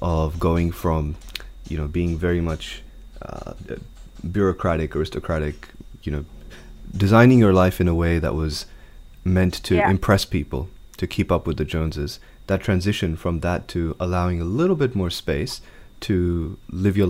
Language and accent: English; Sydney, New South Wales, Australia; also born or lived in India; I was a baby. I grew up in Sydney.